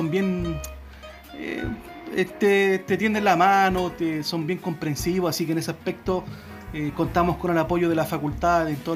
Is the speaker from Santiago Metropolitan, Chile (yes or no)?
yes; Santiago, Santiago Metropolitan, Chile; now in Chillán, Chile; nosotros somos matrimonio eh, venimos desde Santiago, desde Santiago nosotros venimos y estamos acá en Chillán hace poco más de tres años.